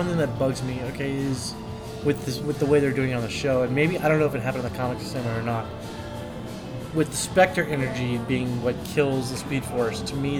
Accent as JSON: {"language": "English", "region": "the South", "country": "United States", "tie": "born or raised there", "said": "I grew up in the South, man."}